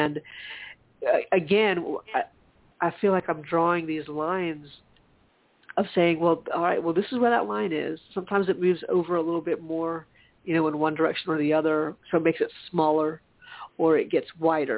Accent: South Carolina, United States; growing up in South Carolina

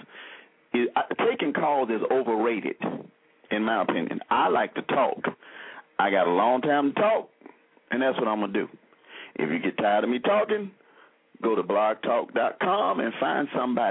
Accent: Selma, Alabama, United States; when I was growing up in Selma

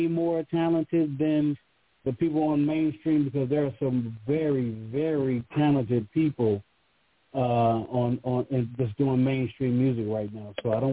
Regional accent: West Virginia, United States; also born or lived in East Orange, New Jersey; I am a kid from West Virginia, grew up loving hip-hop in an area that had no hip-hop. So fortunately, I was born in New Jersey, East Orange, the Brick City

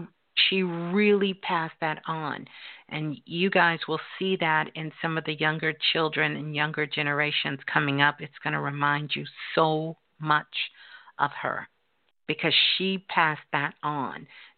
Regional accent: Brooklyn, New York, United States; Hey, you calling from my birth city. Brooklyn. I'm a Brooklyn girl.

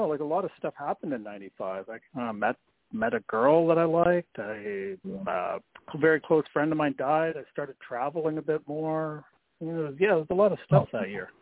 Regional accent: Canada; moved away; also born or lived in Scotland; I grew up in Canada

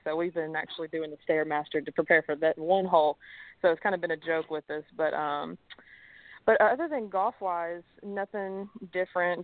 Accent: Mobile, Alabama, United States; moved away; also born or lived in Tennessee; I'm originally from Alabama, so we moved to Tennessee.

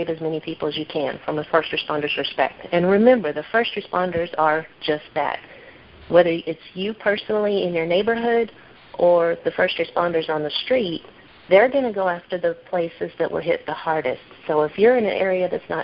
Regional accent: Midwest, United States; moved away as an adult; I grew up in the Midwest

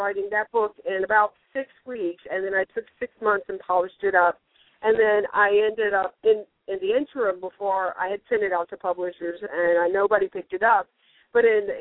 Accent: the Bible Belt, the South, United States; also born or lived in North Carolina; now in Florida, United States; I grew up in the Bible Belt

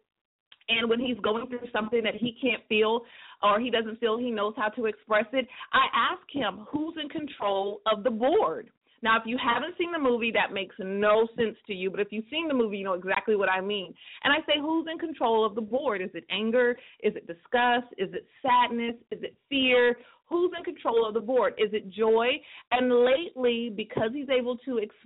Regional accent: California, United States; I'm from California

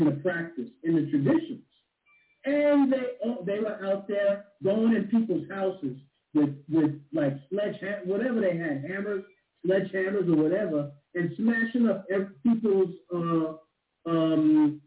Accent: New York City, New York, United States; Living and growing up in Staten Island, New York, we had the Standing Ground

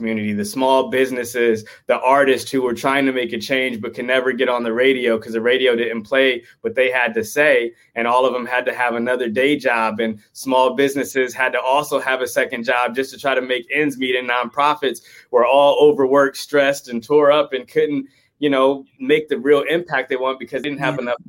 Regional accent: Oakland, California, United States; I grew up in Oakland, California. That's where I'm

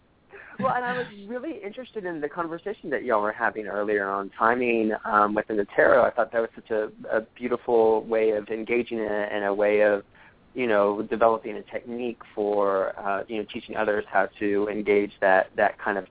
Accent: Dallas, Texas, United States; And where I come from, excuse me, I'm a Southern boy. I was born and raised in Dallas, and I grew up in a couple of different tarot houses, like some in Dallas.

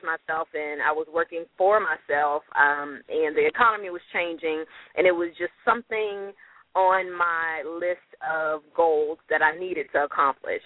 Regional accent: Louisiana, United States; accent: twang; now in Dallas, United States; I actually live in Dallas, but I'm oh. from Louisiana, so I am a Southern girl by heart

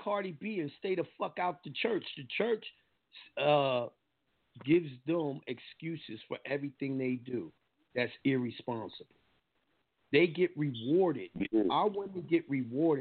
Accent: New York, United States; accent: New York; I got my accent from New York

